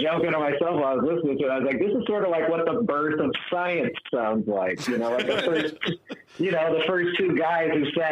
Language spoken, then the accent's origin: English; Chicago, Illinois, United States; moved away; I'm from North Suburban Chicago. Like, I'm actually familiar with some of the neighborhoods. Like, I used to ride my bike in some of the neighborhoods